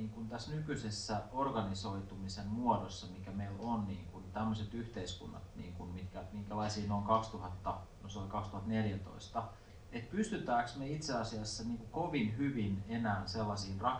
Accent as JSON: {"language": "Finnish", "town": "Joutseno", "region": "South Karelia", "country": "Finland", "tie": "born or raised there", "said": "joutseno 80-luvulla, se oli aika, aika kova niin kuin, rauhan mielisairaala, jonka alueelta mä oon kotoisin"}